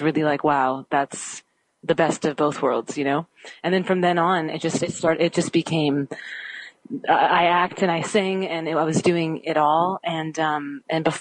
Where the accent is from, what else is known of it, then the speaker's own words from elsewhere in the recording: Canada; I'm Canadian.